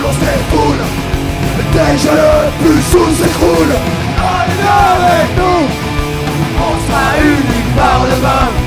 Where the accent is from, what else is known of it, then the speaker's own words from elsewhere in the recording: Bordeaux, Nouvelle-Aquitaine, France; Nous on vient de Bordeaux et c'est le pays du nous